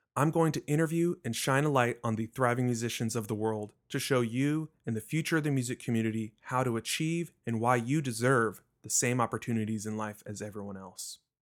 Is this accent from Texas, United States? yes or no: yes; Richardson, Texas, United States; I was born and raised in Richardson, Texas, a suburb of Dallas